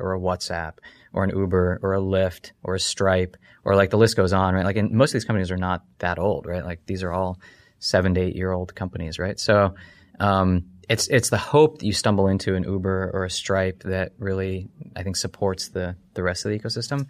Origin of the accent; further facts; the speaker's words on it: United States; also born or lived in Ohio / Kentucky; I grew up in Ohio, uh, in Kentucky